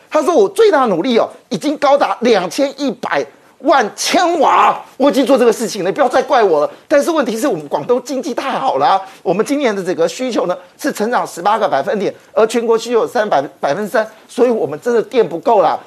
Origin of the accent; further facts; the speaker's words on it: Taiwan; 我们台湾人